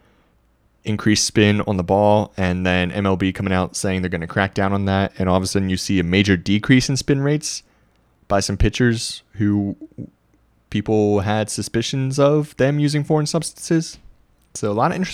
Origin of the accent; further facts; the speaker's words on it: Harrisonburg, Virginia, United States; I'm from Harrisonburg. I grew up during the best days of JMU football